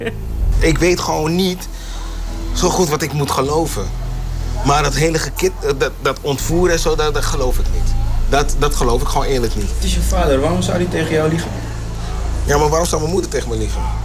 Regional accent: Suriname; wij als Surinamers

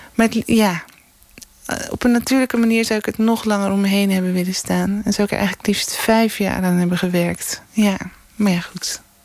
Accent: Amsterdam, North Holland, Netherlands; moved away; also born or lived in Scheveningen; ik ben eigenlijk een Amsterdamse hoor. Maar, ik ben echt naar Scheveningen gekomen voor de zee

